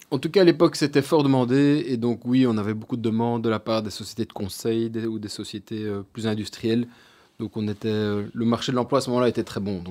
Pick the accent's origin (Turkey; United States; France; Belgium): Belgium; Brussels, Brussels-Capital Region; also born or lived in Louvain-la-Neuve; je suis né à Bruxelles, euh, je suis de, de et j'ai été au collège Saint-Michel